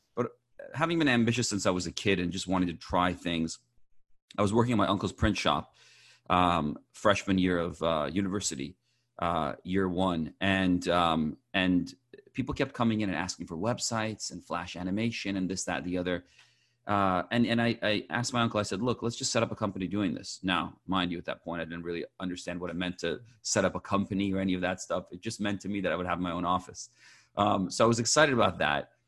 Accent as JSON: {"language": "English", "town": "Champaign", "region": "Illinois", "country": "United States", "tie": "born or raised there", "also_born_or_lived": "Iran", "moved": "yes", "lives_now": "Southern California, United States", "said": "I was born in Iran, moved to the U S, uh, when I was six years old, uh, with my family, and grew up in, uh, Illinois, in Champaign, Illinois, college town"}